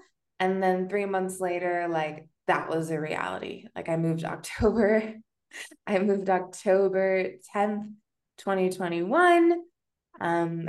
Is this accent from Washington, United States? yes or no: yes; Washington, United States; moved away as an adult; also born or lived in San Francisco, United States / Mexico City, Mexico; now in Malinalco, Mexico; So I grew up in Washington State. I lived there for about 19 years. And then the immediate opportunity I saw to leave, I jumped ship to San Francisco.